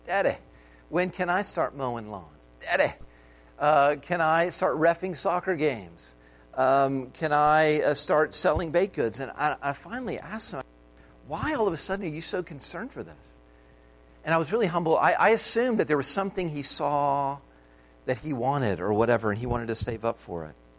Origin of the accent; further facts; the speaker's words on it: United States; an American